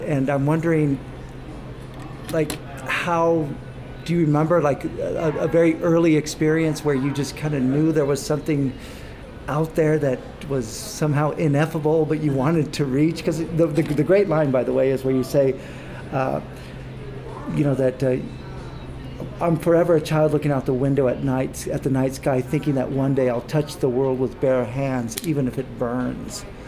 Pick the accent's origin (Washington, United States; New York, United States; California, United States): California, United States; Fresno; I'm from Fresno